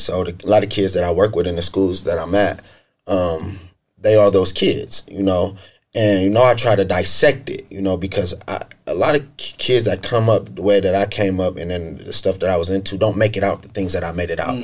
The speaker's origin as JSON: {"language": "English", "town": "Akron", "region": "Ohio", "country": "United States", "tie": "born or raised there", "said": "I'm from Akron east side of Akron specifically. I grew up in the inner city in the Joy Park area and also in the Goodyear Heights area"}